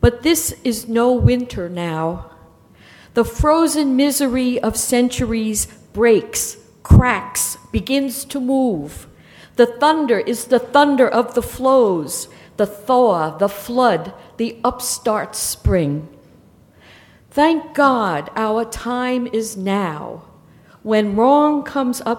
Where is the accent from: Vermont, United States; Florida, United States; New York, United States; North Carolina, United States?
New York, United States; I am from New York